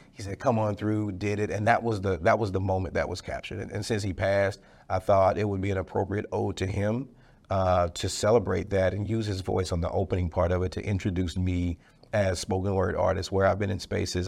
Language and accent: English; Dallas, Texas, United States; I'm from Dallas. I'm a Dallas guy, Oak Cliff, Dallas, Texas, uh, right off Red Bird Lane, went to Carter High School.